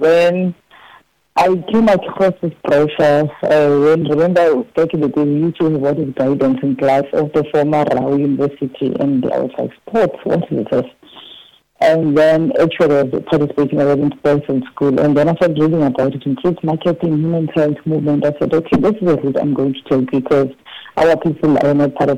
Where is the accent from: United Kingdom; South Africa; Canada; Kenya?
South Africa; Soweto, Gauteng; moved away as an adult; also born or lived in Eastern Cape; now in Los Angeles, United States; I was born 45 years ago at Baragwanath Hospital, just a year after the 1976 rising. And also grew up in the background of the kitchen where my grandmother used to work